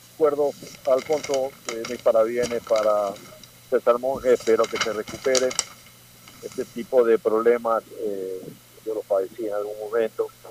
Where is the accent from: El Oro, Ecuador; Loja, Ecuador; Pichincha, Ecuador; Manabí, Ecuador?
Manabí, Ecuador; Manabí, por ejemplo, mi provincia